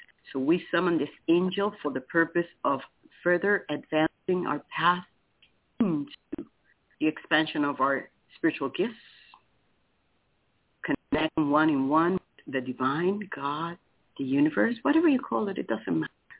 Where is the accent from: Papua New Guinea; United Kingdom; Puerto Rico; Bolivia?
Puerto Rico; now in Titusville, United States; I am from Puerto Rico